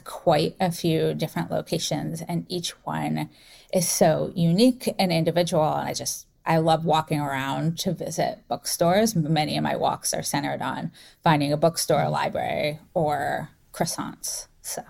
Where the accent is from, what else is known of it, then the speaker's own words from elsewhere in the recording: North Carolina, United States; now in San Francisco, United States; I grew up in North Carolina